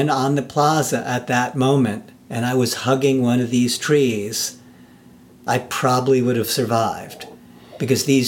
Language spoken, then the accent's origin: English; New York City, New York, United States; I'm also born and raised in Manhattan.